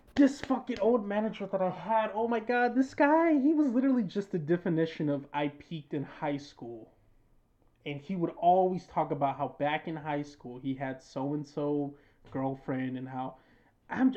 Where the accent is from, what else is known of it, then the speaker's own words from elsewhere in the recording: United States; I was born in America